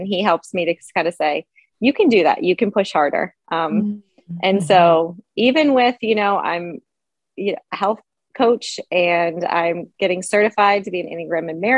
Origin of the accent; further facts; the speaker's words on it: the Poconos, Pennsylvania, United States; also born or lived in England; I grew up here in the Poconos in Pennsylvania